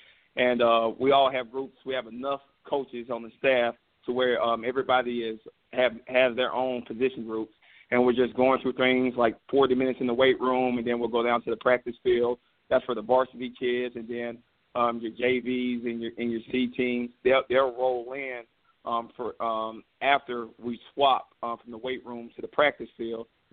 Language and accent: English; Greenville, South Carolina, United States; I've been born and raised in Greenville, South Carolina